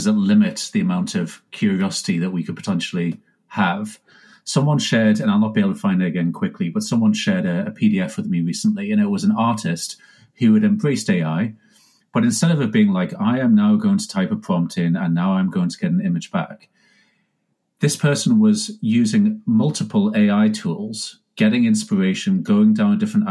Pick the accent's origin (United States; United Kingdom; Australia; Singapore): United Kingdom; Now, I'm British, so I'm not like, you know, Californian